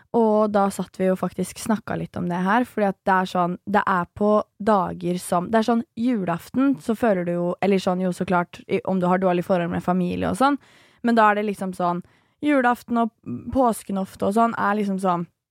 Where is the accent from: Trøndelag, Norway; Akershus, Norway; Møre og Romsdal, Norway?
Akershus, Norway; Nesodden; Jeg er fra Nesodden, er jo superlite sted